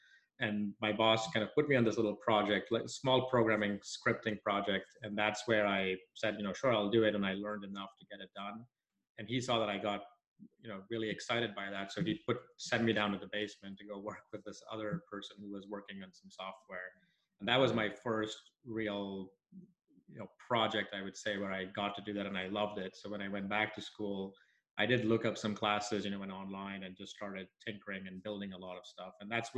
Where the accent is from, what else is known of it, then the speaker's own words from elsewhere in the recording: Nigeria; So I grew up in Nigeria. My parents are from India originally.